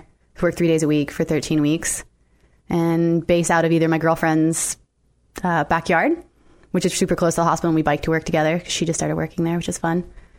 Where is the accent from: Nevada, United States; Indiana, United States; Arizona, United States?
Nevada, United States; Las Vegas; moved away as an adult; Born and raised.